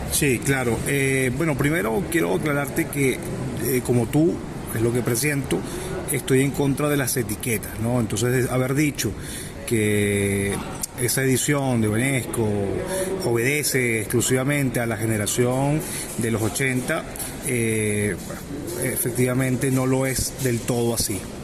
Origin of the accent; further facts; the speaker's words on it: Venezuela; este bagaje que uno ha tenido siendo venezolano